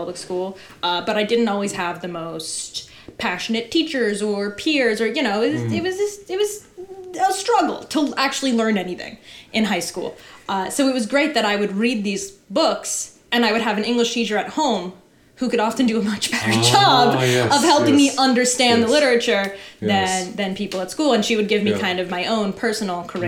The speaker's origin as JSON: {"language": "English", "town": "Charlottesville", "region": "Virginia", "country": "United States", "tie": "born or raised there", "moved": "yes", "said": "I was born in Charlottesville, Virginia"}